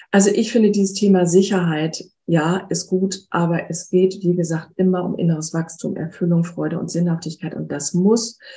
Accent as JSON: {"language": "German", "region": "Hamburg", "country": "Germany", "tie": "born or raised there", "moved": "yes", "said": "ich bin ja auch aus Hamburg, aus meiner Heimatstadt weggegangen, die ich ja nach wie vor sehr schätze und sie liebe."}